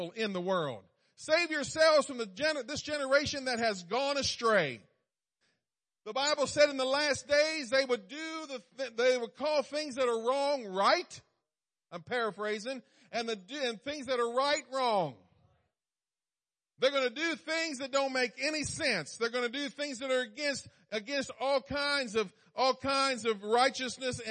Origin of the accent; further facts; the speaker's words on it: East Coast, United States; I was born on the East Coast